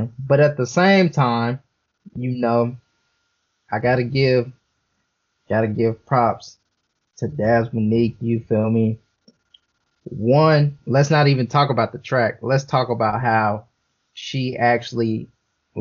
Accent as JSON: {"language": "English", "town": "Los Angeles", "region": "California", "country": "United States", "said": "I'm from South Central. You know, it's California"}